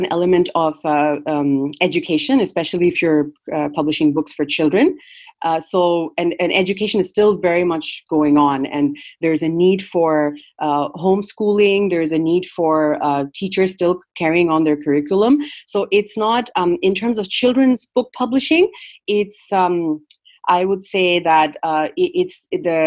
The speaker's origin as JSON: {"language": "English", "town": "Dhaka", "region": "Dhaka Division", "country": "Bangladesh", "tie": "born or raised there", "also_born_or_lived": "Canada / California, United States", "second_language": "English", "moved": "as an adult", "lives_now": "United States", "said": "I grew up in Bangladesh, and I've lived in North America since I started college. So from like about 18, I've lived in Canada and now the USA. But that means that my entire childhood was in Bangladesh"}